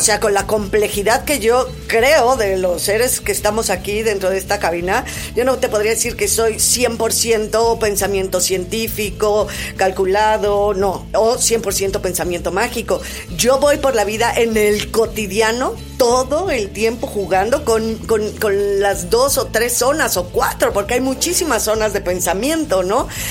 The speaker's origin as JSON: {"language": "Spanish", "country": "Mexico", "said": "nos hace como cultura, como mexicanos"}